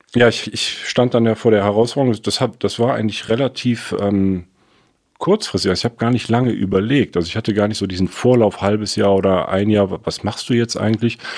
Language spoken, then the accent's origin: German; Cologne, North Rhine-Westphalia, Germany; moved away as an adult; also born or lived in Frankfurt; Ich komme aus Köln. Ich bin in Köln aufgewachsen, auf der, auf der rechten Rheinseite